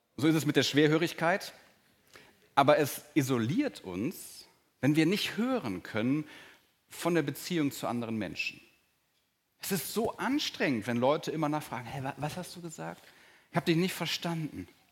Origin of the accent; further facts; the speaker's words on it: Germany; als Deutscher und auch als langjähriger Christ